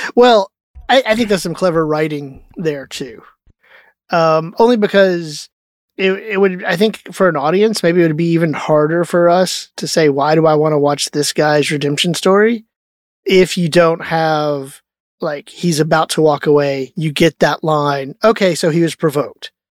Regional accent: Texas, United States; growing up in Texas when you're little

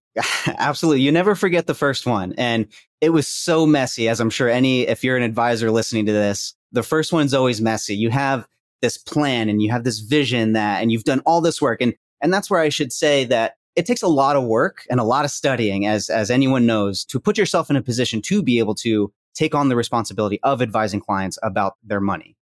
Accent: Princeton, New Jersey, United States; now in Houston, United States; I grew up in Princeton, graduated from there

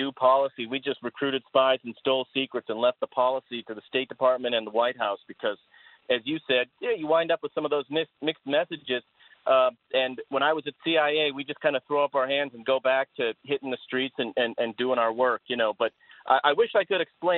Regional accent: Boston, Massachusetts, United States; my hometown of Boston

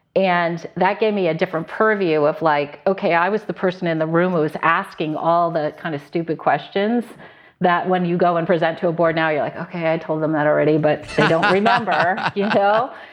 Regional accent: Connecticut, United States; also born or lived in New York / Silicon Valley; now in San Luis Obispo, United States; I grew up in Connecticut

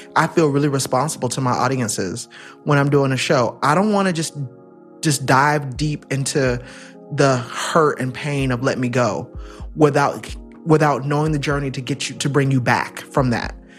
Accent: Central Florida, United States; I was born and raised in Florida, Central Florida

